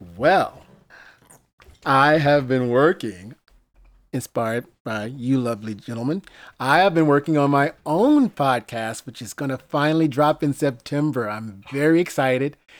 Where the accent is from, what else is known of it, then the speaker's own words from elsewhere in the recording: Greenville, Mississippi, United States; When I was a kid growing up in Greenville, Mississippi